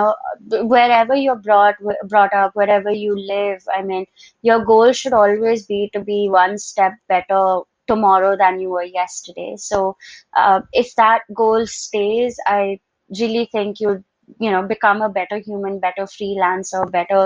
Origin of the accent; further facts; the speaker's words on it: Dubai, United Arab Emirates; moved away as an adult; also born or lived in Boston, United States; now in India; I was born and brought up in Dubai